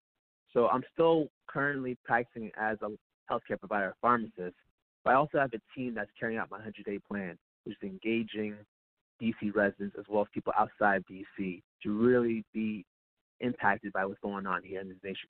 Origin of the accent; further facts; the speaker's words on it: Boston, Massachusetts, United States; now in Washington, D.C., United States; I was born and raised in Roxbury, Massachusetts, the inner city of Boston.